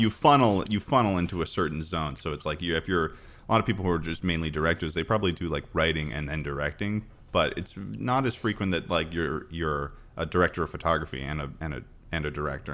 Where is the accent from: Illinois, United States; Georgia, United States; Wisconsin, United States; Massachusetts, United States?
Massachusetts, United States; moved away as an adult; also born or lived in New York; I'm from Massachusetts